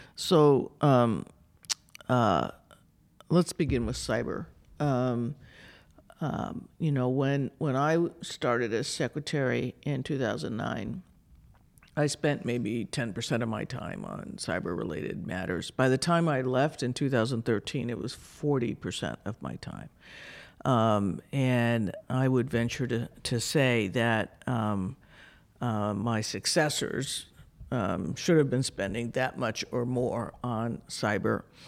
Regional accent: New Mexico, United States; moved away as an adult; also born or lived in Arizona; I grew up in New Mexico.

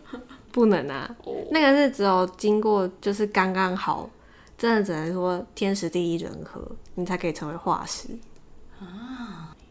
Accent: Taiwan; 你要想想看，我们台湾人当初大家移民到台湾的时候，都为了要抢水源在那边械斗。

